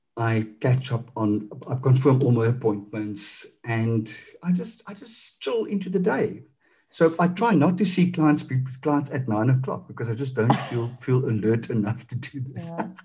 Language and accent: English; South Africa; accent: Afrikaans; now in Cape Town, South Africa; I'm Afrikaans.